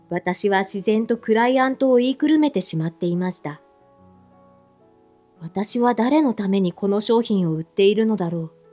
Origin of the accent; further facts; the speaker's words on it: Fukui, Japan; 私は福井県のとある田舎で生まれ育ちました。